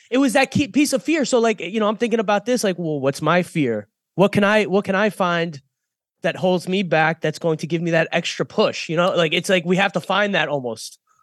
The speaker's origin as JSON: {"language": "English", "town": "Boynton Beach", "region": "Florida", "country": "United States", "tie": "born or raised there", "said": "a guy that I grew up with here in Boynton Beach"}